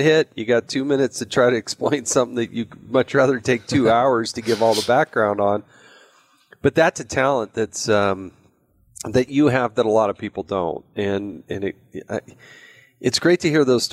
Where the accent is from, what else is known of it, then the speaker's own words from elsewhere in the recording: Utah, United States; I happen to be from Utah